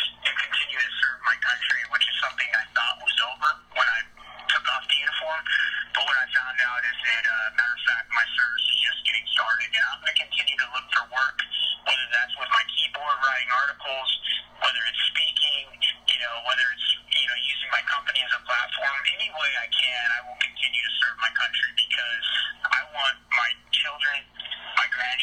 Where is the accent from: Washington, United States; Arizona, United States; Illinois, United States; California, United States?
Arizona, United States; moved away; I'm from Arizona